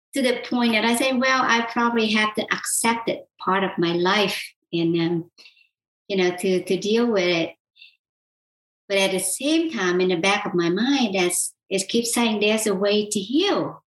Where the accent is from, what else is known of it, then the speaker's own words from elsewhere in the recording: South Vietnam, Vietnam; moved away; I was born and raised in South Vietnam